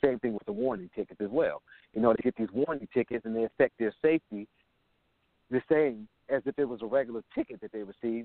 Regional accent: Buffalo, New York, United States; now in Jacksonville, United States; I'm originally from Buffalo, New York

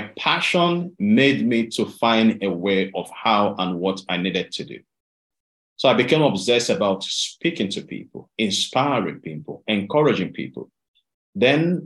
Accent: Delta, Nigeria; moved away as an adult; now in United Kingdom; I I was raised up in Delta State in Nigeria.

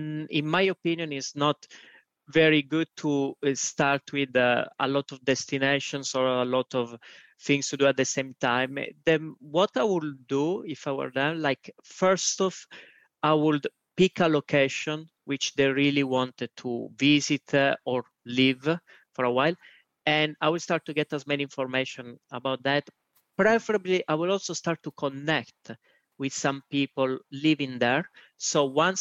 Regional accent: Italy; moved away as an adult; also born or lived in Switzerland / Estonia / Spain / St. Louis, United States; now in Albania; although I'm Italian. I lived pretty much most of my life in Italy

